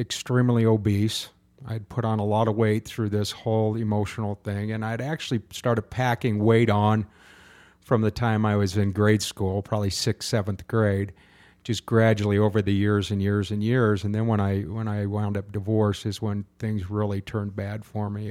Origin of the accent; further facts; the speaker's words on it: Utah, United States; also born or lived in Southern California; I was brought up in a church until I was nine years old when we moved from Southern California to Utah